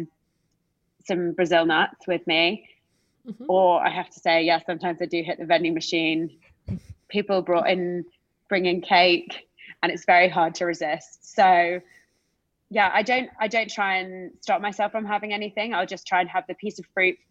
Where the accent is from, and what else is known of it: United Kingdom; accent: British